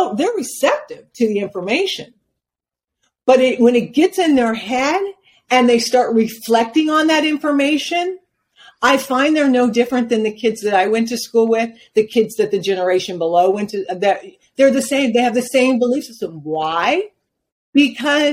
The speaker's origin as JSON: {"language": "English", "town": "Spokane", "region": "Washington", "country": "United States", "tie": "born or raised there", "moved": "as an adult", "lives_now": "Phoenix, United States", "said": "My parents chose Spokane, Washington. They'd never been there. They were not aware of the cultural or the lack of culture and the impact that it would have on us as children growing up"}